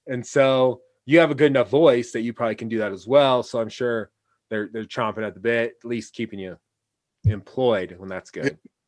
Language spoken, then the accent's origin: English; Pacific Northwest, United States; but we're like we're good because we're from the Pacific Northwest, so we're good on that aspect